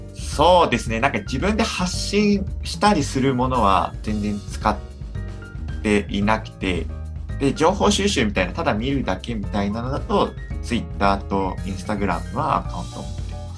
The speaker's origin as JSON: {"language": "Japanese", "area": "Bōsō", "region": "Chiba", "country": "Japan", "tie": "born or raised there", "said": "千葉の、まあ、房総の方になりますね"}